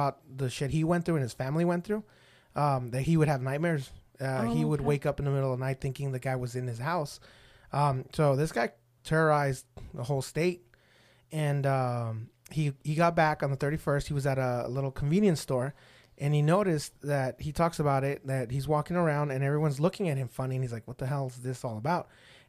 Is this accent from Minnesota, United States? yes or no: no; El Paso, Texas, United States; Obviously, I'm from El Paso.